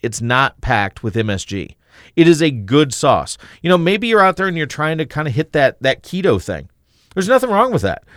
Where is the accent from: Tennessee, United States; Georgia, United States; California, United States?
Tennessee, United States; moved away; when I was a kid growing up in Tennessee